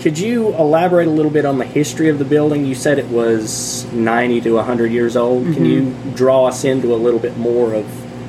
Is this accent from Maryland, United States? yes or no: no; Wilkes, North Carolina, United States; born or raised there